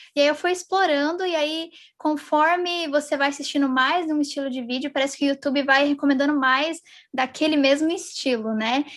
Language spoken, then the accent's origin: Portuguese; São José dos Campos, São Paulo, Brazil; now in United States; eu sou da cidade de São José dos Campos, mas atualmente eu estou morando nos Estados Unidos